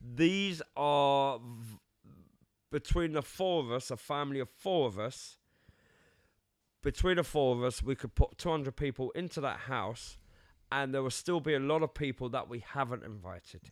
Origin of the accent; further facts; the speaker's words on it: London, United Kingdom; also born or lived in Cyprus; I was born in London